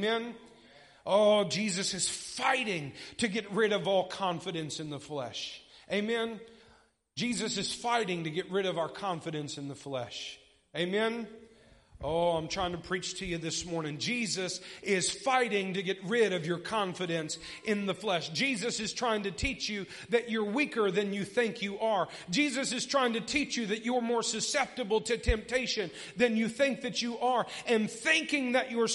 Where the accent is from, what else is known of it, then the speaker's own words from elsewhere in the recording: United States; I'm an American